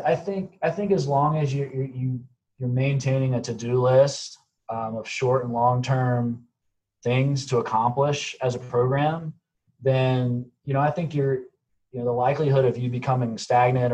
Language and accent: English; Charlotte, North Carolina, United States; I grew up in Charlotte, North Carolina